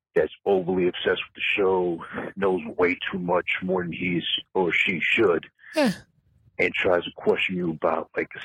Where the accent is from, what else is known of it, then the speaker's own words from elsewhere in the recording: New York City, New York, United States; I'm born and raised in Queens, New York